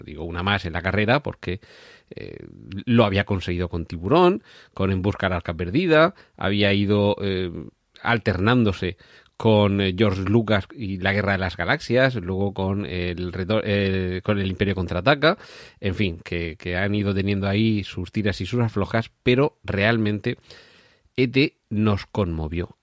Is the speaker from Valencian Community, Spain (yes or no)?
no; Region of Murcia, Spain; yo que soy de Murcia